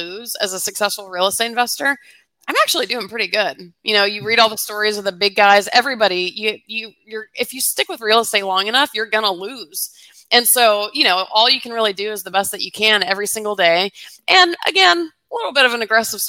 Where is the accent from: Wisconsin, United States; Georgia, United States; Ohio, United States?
Georgia, United States; Atlanta; I grew up in Atlanta